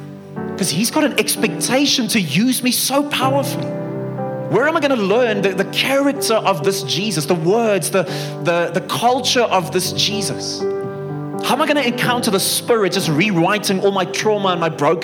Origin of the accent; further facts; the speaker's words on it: Bloemfontein, Free State, South Africa; moved away as an adult; now in Pretoria, South Africa; I come from Bloemfontein originally